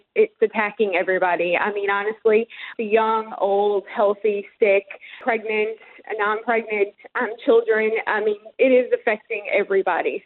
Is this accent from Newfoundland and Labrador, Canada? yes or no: yes; Colliers, Newfoundland and Labrador, Canada; moved away as an adult; now in Houston, United States; I am. Born and raised in Colliers, Newfoundland